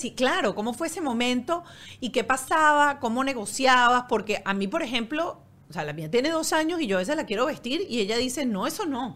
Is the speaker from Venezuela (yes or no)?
yes; Venezuela; moved away; nosotros crecimos como latinas, como venezolanas en una sociedad totalmente distinta a la europea